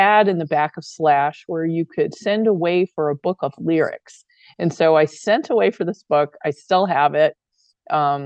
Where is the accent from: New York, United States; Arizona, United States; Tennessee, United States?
Arizona, United States; Phoenix; I grew up in Phoenix, kind of in the North End